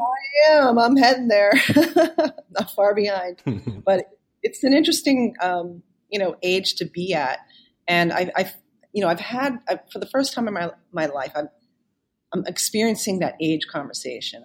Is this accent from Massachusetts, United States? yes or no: yes; South Shore area of Boston, Massachusetts, United States; growing up in the South Shore area of Boston